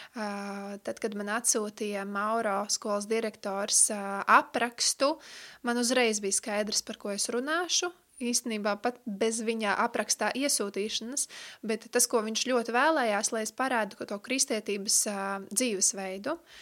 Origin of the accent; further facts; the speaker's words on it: Riga, Latvia; esmu no Rīgas